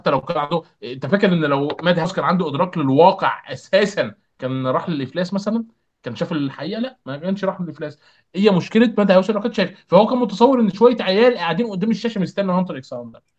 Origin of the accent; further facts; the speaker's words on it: Egypt; احنا عندنا في مصر